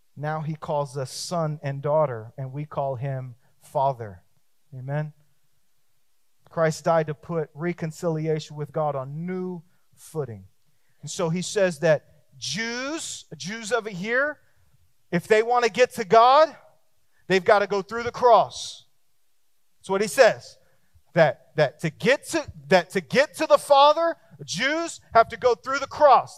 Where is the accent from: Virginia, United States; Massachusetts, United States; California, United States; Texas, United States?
Texas, United States; me too, me too, me too